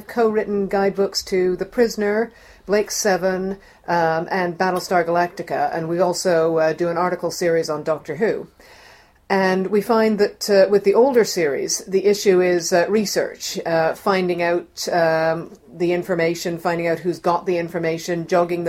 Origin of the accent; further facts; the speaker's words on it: Toronto, Ontario, Canada; moved away; I'm Canadian. I'm from Toronto